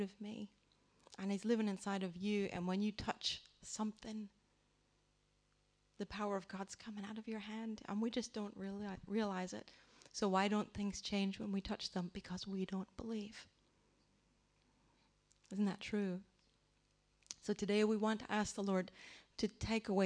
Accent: United States; moved away; I grew up in the Church of England in America, which we call the Episcopal Church

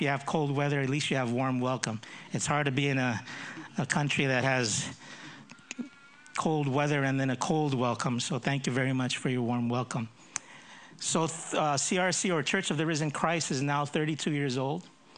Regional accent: United States; accent: American; I grew up in the States when I was young, so that's why I have a bit of an American accent. But this is not the typical Filipino accent.

